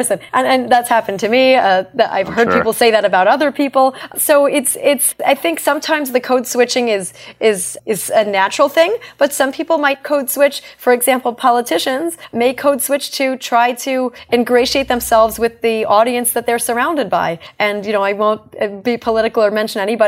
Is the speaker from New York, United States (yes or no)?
yes; New York, United States; accent: New York; also born or lived in Brooklyn; I'm technically not from Brooklyn, although I was born there. I lived in Staten Island and Long Island